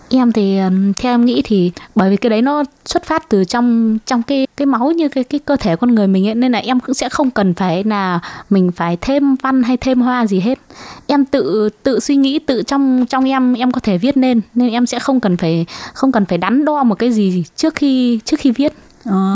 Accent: Hải Dương, Vietnam; moved away as an adult; also born or lived in Hưng Yên; now in Taiwan; Quê gốc của em quê Hải Dương

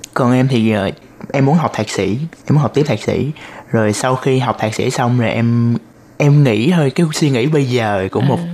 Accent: Ho Chi Minh City, Vietnam; moved away as an adult; now in Taiwan; Em đến từ thành phố Hồ Chí Minh của Việt Nam.

